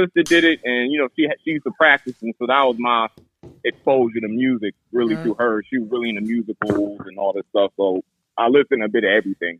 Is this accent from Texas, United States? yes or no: no; Charlotte, North Carolina, United States; also born or lived in Puerto Rico / Maryland, United States; I'm a military brat. I was born in PR, but my family they had moved to Maryland. Fort Meade, then we lived in Baltimore, then from Baltimore I moved to Charlotte, and that's where I went to like school